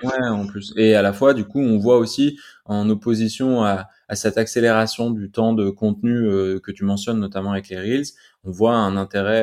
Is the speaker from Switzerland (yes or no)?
no; Grenoble, Auvergne-Rhône-Alpes, France; je suis grenoblois donc euh, donc la montagne elle est toujours autour de nous